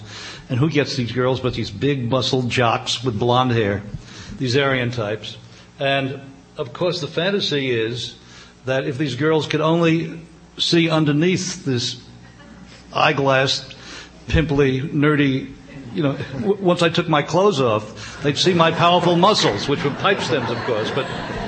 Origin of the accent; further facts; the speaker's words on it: New York City, New York, United States; when I was a kid growing up in the East Bronx